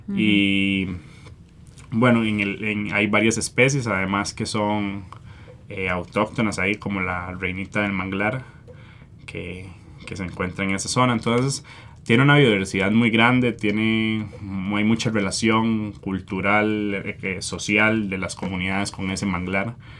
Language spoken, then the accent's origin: Spanish; Costa Rica